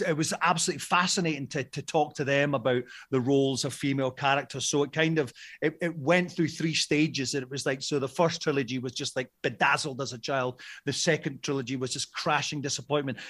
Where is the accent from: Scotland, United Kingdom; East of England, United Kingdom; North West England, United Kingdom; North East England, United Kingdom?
Scotland, United Kingdom; as a Scottish person that comes from a generation